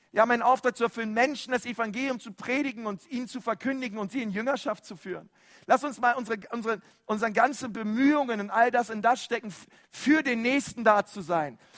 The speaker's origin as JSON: {"language": "German", "country": "Germany", "said": "wir sind ja Deutsche, ich weiß, und andere sind ein bisschen extrovertierte Deutsche, die erheben ein bisschen mehr ihre Stimme"}